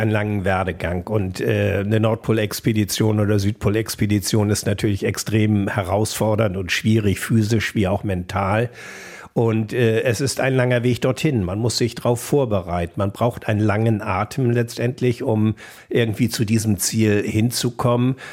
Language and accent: German; North Sea coast, Germany; Äh, ich bin teilweise an der Nordsee groß geworden, meine Großeltern lebten auf Sylt und ähm, andere sind zur See gefahren.